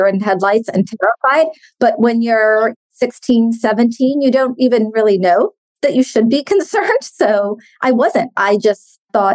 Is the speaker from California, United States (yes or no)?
yes; San Francisco, California, United States; I grew up in San Francisco.